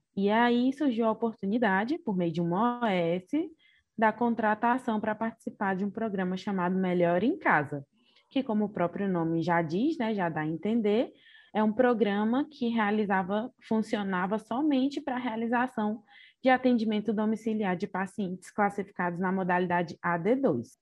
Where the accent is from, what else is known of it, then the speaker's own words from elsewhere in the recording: Ceará, Brazil; also born or lived in Cáceres, Mato Grosso; Nasci em Cáceres, no Mato Grosso, mas vivi minha vida toda no Ceará, então sou cearense de coração